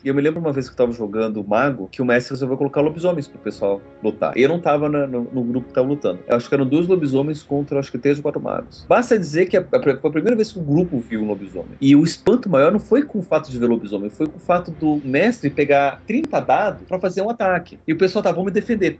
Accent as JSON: {"language": "Portuguese", "country": "Brazil", "said": "eu sou brasileiro"}